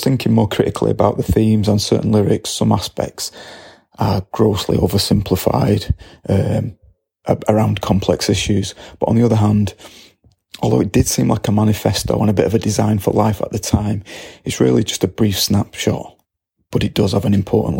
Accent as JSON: {"language": "English", "town": "Salford", "region": "North West England", "country": "United Kingdom", "tie": "born or raised there", "said": "I was born in Salford in 1972"}